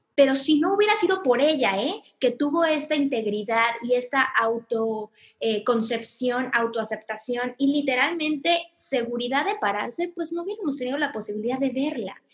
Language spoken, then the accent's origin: Spanish; Mexico; soy mexicana